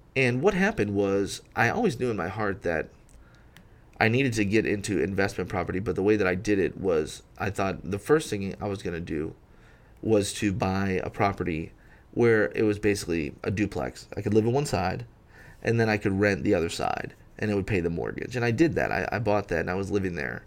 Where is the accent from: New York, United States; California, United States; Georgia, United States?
New York, United States; Rochester; moved away as an adult; also born or lived in Syracuse, New York; now in Memphis, United States; I was born in Rochester, um, graduated from an all-boys school there